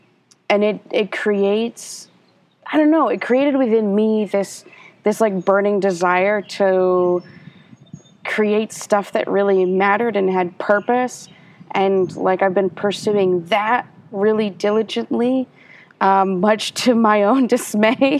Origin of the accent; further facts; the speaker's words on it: Ohio, United States; moved away as an adult; also born or lived in New York State; now in Atlanta, United States; my family moved to Ohio when I was 10. And so I lived half my life in one state and half my life in another